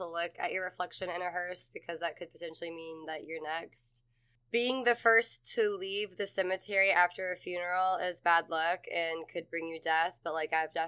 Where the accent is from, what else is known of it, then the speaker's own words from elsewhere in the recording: the South, United States; I grew up in the South